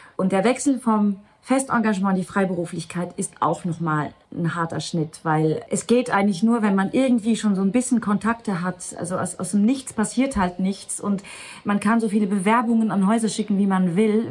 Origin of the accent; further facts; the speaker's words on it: Luxembourg; first language Luxembourgish; German is a second language; moved away as an adult; also born or lived in Germany; auf Luxemburgisch gespielt, was ja eigentlich meine Muttersprache ist